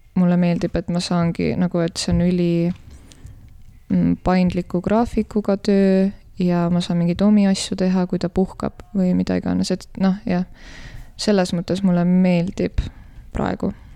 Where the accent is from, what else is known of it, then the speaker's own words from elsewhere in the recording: Tallinn, Harju County, Estonia; now in Tartu, Estonia; ma olen pärit äh, Tallinnast